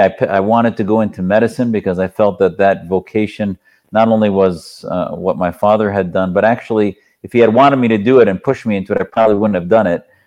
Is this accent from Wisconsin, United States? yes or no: yes; Wisconsin, United States; I was raised in Wisconsin